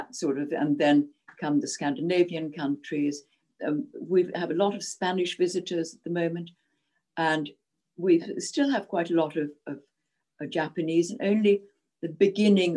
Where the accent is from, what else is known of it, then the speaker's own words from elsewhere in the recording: Zimbabwe; first language Czech; English is a second language; moved away as an adult; also born or lived in Czechoslovakia / Cawdor, Scotland; now in Scotland, United Kingdom; I adored my childhood from the age of 6 to 18 in Rhodesia